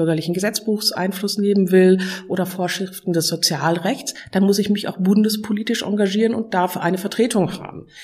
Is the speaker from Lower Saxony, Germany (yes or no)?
no; Ratingen, North Rhine-Westphalia, Germany; Ich komme aus Ratingen, also aus Nordrhein-Westfalen, bin von Beruf Rechtsanwältin.